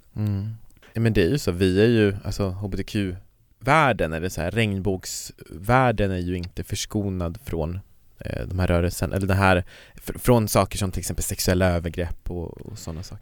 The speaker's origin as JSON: {"language": "Swedish", "town": "Kiruna", "region": "Norrbotten County", "country": "Sweden", "tie": "born or raised there", "said": "jag kommer ju från Kiruna, och i Kiruna så fanns det ju inga såna här sammanhang."}